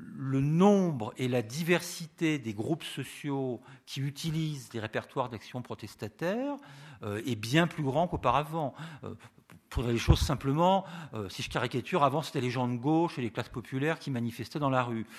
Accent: Rennes, Brittany, France; je viens de Rennes

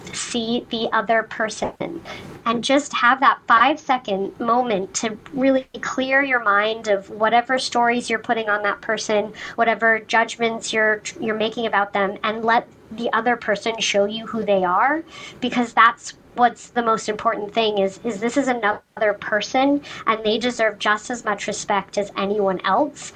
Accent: Sandy, Utah, United States; moved away as an adult; also born or lived in Hawaii; now in Boston, United States; I'm originally from Sandy, Utah, which is a you know suburb of Salt Lake City. I grew up there

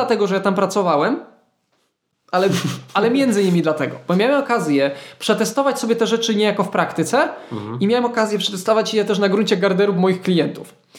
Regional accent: Świdnica, Lower Silesian Voivodeship, Poland; now in Wrocław, Poland; wracam do mojej podrodzinnej Świdnicy

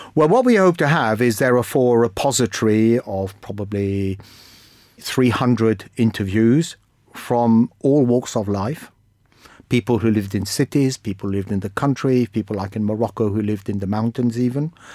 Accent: Egypt; now in United Kingdom; I come from Egypt

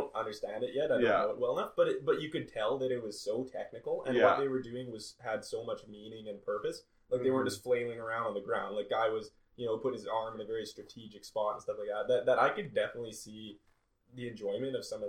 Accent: Canada; I'm a Canadian guy

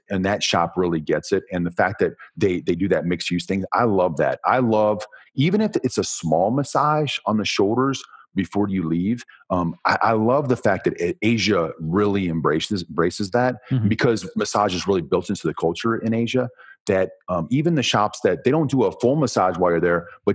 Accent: United States; I'm from America

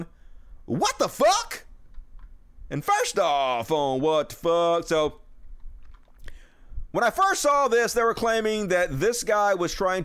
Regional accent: United States; being American

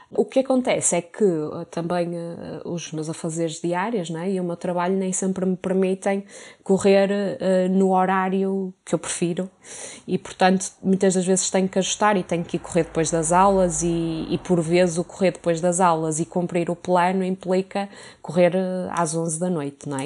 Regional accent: Porto, Norte, Portugal; now in Lisbon, Portugal; sou do Porto

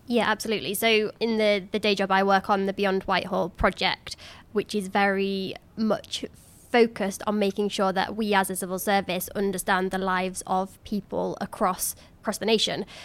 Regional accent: Cleethorpes, Yorkshire and the Humber, United Kingdom; moved away as an adult; my hometown of Cleethorpes

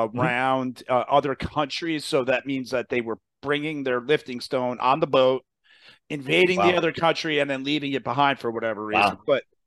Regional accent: New Jersey, United States; New Jersey is, I make fun of my state.

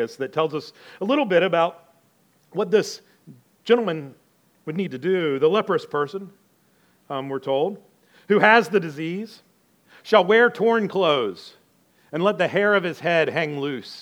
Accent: the South, United States; moved away; I'm from the South

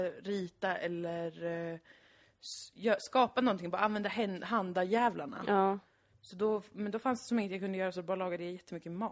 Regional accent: Gothenburg, Västra Götaland, Sweden; accent: göteborgska; Jag har börjat prata mer göteborgska som jag alltid gör. Eh, om jag är full eller mycket med min familj.

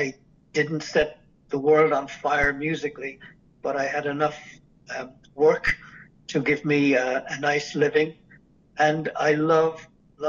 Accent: Cork, Munster, Ireland; accent: Irish lilt; I was born in Cork City, which is the southernmost part of Ireland.

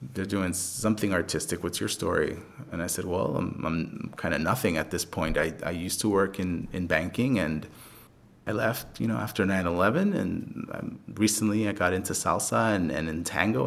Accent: New York City, New York, United States; I was born in the Bronx and grew up in the Bronx.

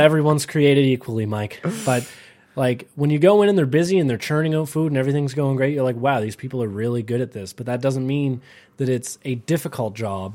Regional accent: Canada; I'm Canadian

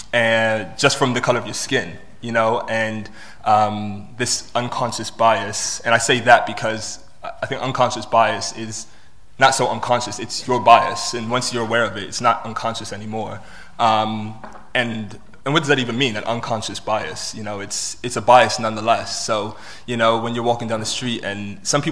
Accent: Washington, District of Columbia, United States; moved away as an adult; also born or lived in Bristol; now in United Kingdom; I was born in Bristol, but I was raised in Washington, D.C. So I'm British American.

